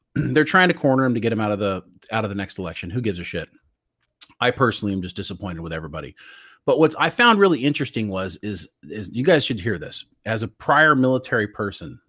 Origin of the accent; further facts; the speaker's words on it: United States; that's where Brian and I are from. And I got to tell you, I'm a really proud American.